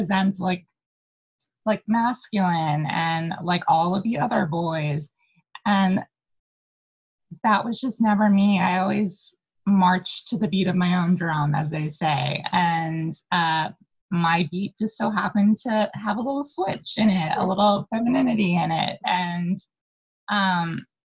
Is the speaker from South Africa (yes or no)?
no; New York City, New York, United States; originally born and raised in Manhattan, more specifically Spanish Harlem